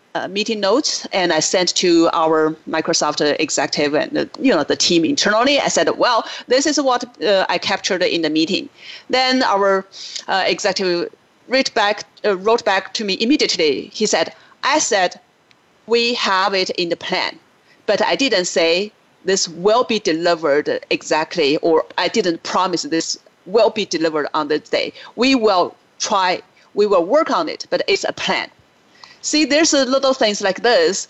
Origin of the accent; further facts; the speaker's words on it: China; moved away as an adult; now in United States; I grew up in China, but I lived in the US for 20 years now.